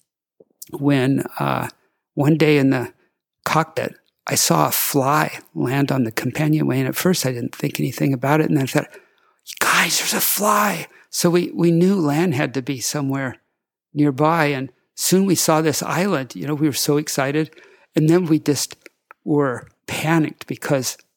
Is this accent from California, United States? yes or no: yes; California, United States; also born or lived in Hawaii; I was from California, and I'd only been in Hawaii for less than a year